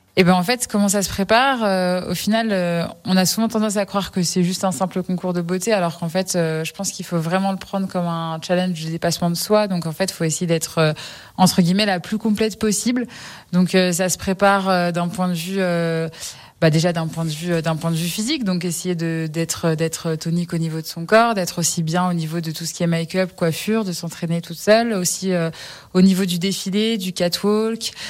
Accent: Passy, Auvergne-Rhône-Alpes, France; moved away as an adult; also born or lived in Lyon; je suis originaire du, de Passy

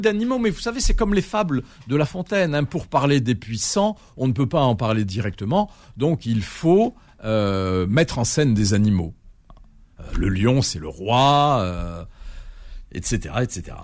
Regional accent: Algiers, Algiers Province, Algeria; chez moi à Alger. Euh, dans, l'appartement familial

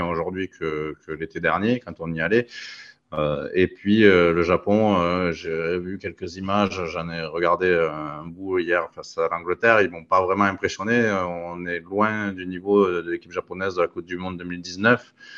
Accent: France; on est français

